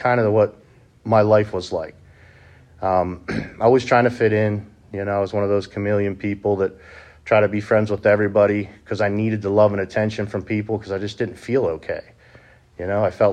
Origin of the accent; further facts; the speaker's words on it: Honey Brook, Pennsylvania, United States; I grew up in Honeybrook, PA, not too far from here